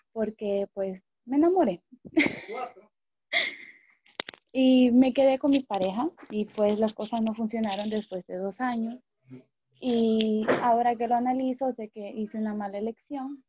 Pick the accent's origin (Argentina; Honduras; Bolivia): Honduras; me quedé en Honduras, en mi país